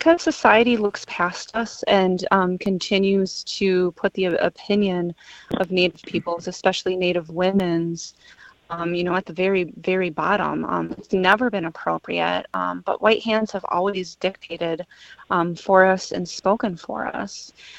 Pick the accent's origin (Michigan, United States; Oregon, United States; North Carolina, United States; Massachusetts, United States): Michigan, United States; Traverse City; I'm more particularly from the Grand Traverse Band of Odawa and Ojibwe in Traverse City.